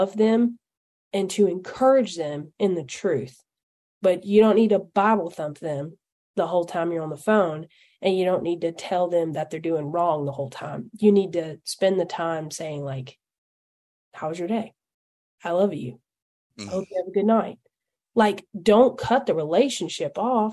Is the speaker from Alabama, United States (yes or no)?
yes; Alabama, United States; accent: hillbilly; I'm from Alabama.